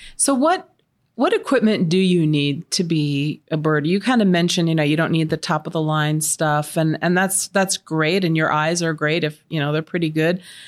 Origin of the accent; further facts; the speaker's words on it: Tucson, Arizona, United States; I grew up here in Tucson, but I was in Midtown